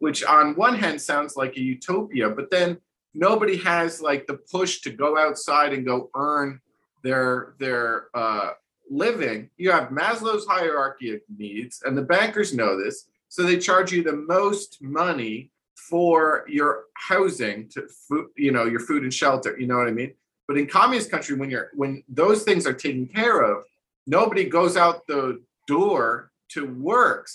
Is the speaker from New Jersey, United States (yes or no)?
yes; New Jersey, United States; growing up in New Jersey